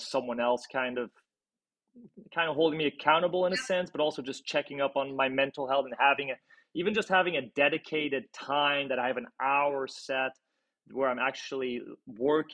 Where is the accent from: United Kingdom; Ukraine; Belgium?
Belgium; now in Los Angeles, United States; I'm from Belgium originally.